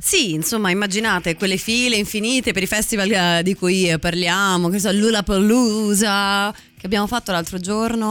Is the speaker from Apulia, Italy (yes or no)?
no; Piedmont, Italy; io da piemontese